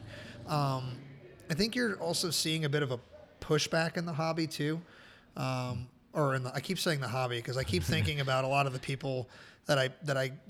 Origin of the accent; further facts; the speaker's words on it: Maryland, United States; where I grew up in Maryland